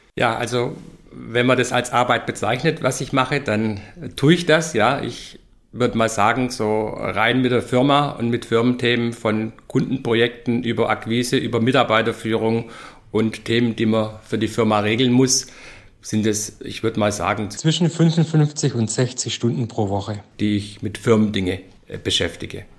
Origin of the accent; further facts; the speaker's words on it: Stuttgart, Baden-Württemberg, Germany; moved away as an adult; now in Nuremberg, Germany; Bin wie jeder hören wird, kein Franke, sondern gebürtig in Stuttgart zu Zuffenhausen.